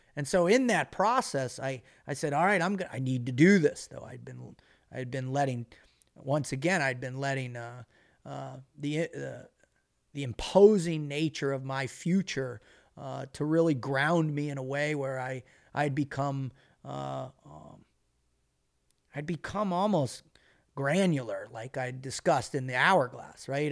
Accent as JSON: {"language": "English", "town": "Boca Raton", "region": "Florida", "country": "United States", "tie": "born or raised there", "said": "as a kid growing up in Boca Raton, Florida"}